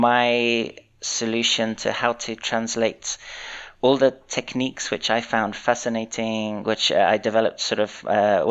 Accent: London, United Kingdom; moved away as an adult; also born or lived in Portsmouth; now in Zurich, Switzerland; I was born in London and grew up there.

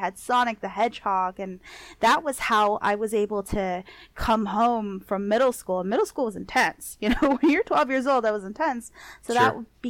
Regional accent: Los Angeles, California, United States; I grew up in East

